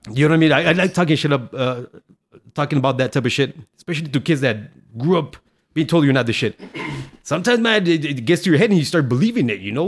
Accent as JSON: {"language": "English", "town": "El Paso", "region": "Texas", "country": "United States", "tie": "born or raised there", "also_born_or_lived": "Ciudad Juárez, Mexico", "said": "we came from Juarez to El Paso when I was three, so I knew some English"}